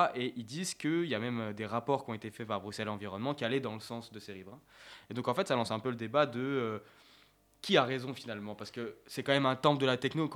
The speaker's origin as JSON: {"language": "French", "country": "France", "said": "en tant que français"}